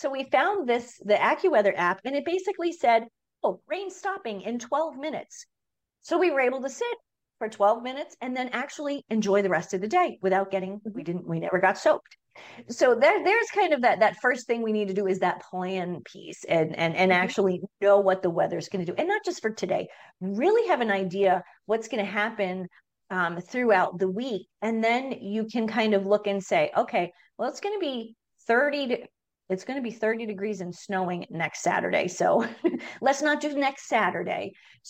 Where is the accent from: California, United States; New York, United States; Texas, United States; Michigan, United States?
New York, United States; Long Island; now in Minnesota, United States; I mean, I'm from the East Coast. I'm from Long Island originally, and living in Minnesota for the past almost 21 years